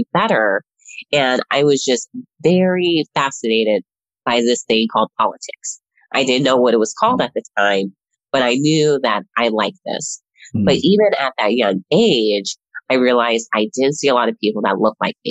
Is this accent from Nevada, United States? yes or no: yes; Las Vegas, Nevada, United States; moved away as an adult; now in Washington, DC, United States; I am one of those people who was actually born and raised in Las Vegas, Nevada